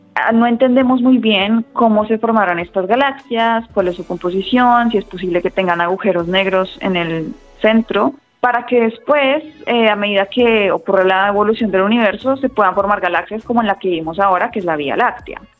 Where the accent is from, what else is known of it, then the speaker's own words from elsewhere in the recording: Bogotá, Colombia; moved away as an adult; also born or lived in Austin, Texas, United States; nací en la capital, en Bogotá y allá hay muchísimos centros de, de ciencia, había muchas charlas en Maloca o en el planetario a las que yo iba